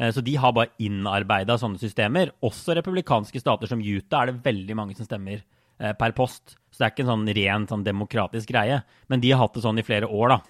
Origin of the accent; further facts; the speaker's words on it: Norway; moved away; jeg var jo hjemme i Norge i, i vår, også noen måneder